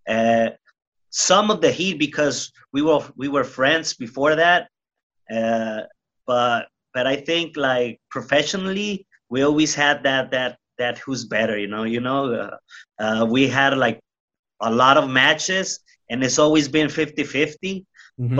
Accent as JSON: {"language": "English", "town": "Tijuana", "region": "Baja California", "country": "Mexico", "tie": "born or raised there", "said": "I grew up in Tijuana, Mexico"}